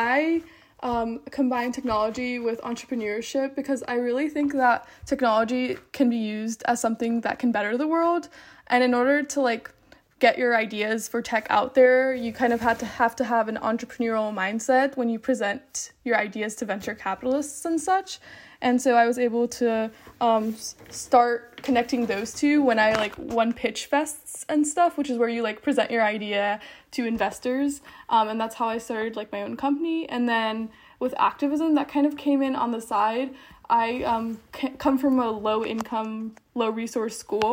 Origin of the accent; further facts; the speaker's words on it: Charlotte, North Carolina, United States; I'm from Charlotte, North Carolina